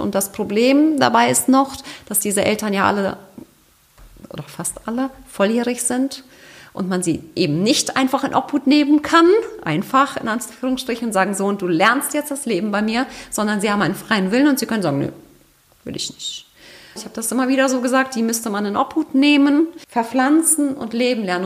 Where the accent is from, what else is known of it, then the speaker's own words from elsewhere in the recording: Germany; bei uns in Deutschland